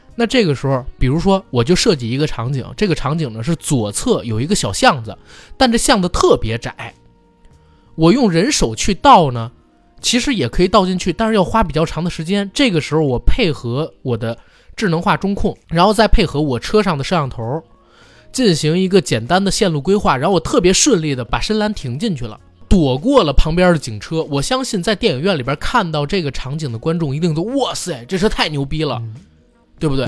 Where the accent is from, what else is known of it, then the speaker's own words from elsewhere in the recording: China; 我们中国人